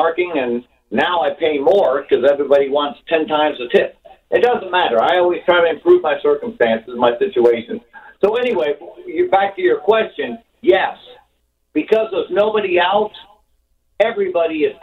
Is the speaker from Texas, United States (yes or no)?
no; Ohio, United States; now in New York, United States; I'm from Ohio. It's a red state, all that kind of stuff. I was born and raised